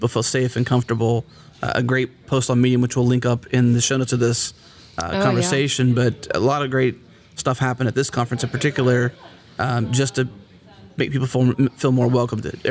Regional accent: Houston, Texas, United States; I'm from Houston, Texas

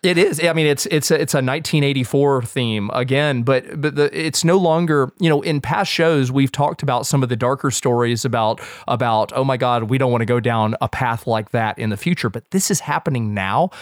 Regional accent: United States; as a Westerner and as an American with the biases inherent

